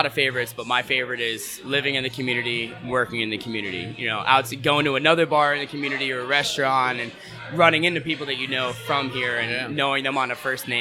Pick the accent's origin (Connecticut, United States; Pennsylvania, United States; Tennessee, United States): Pennsylvania, United States; Scranton; moved away as an adult; now in Astoria, United States; Born and raised in Scranton, Pennsylvania, but have lived in Astoria now going into my sixth year